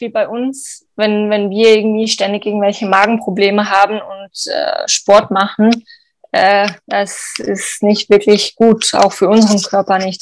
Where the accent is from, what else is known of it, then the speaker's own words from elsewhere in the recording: Switzerland; bei uns in der Schweiz